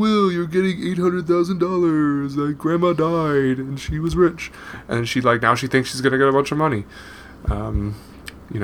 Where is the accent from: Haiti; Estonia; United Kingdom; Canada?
Canada; I'm a Canadian. I was born in Canada.